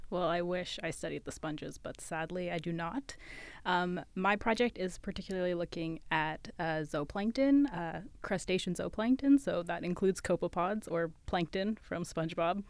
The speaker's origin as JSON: {"language": "English", "region": "West Coast", "country": "Canada", "moved": "as an adult", "lives_now": "London, Ontario, Canada", "said": "I'm from the West Coast"}